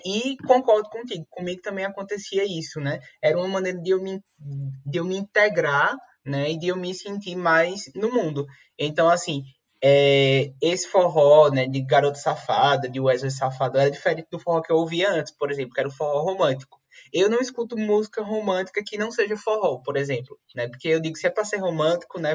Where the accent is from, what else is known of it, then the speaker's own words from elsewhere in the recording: Caruaru, Pernambuco, Brazil; Eu nasci em Caruaru, que é uma cidade conhecida como a capital do forró